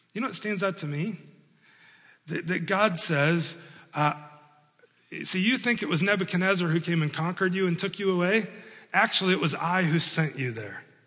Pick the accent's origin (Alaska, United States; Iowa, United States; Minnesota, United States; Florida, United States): Iowa, United States; moved away as an adult; now in Milford, Indiana, United States; I grew up in Iowa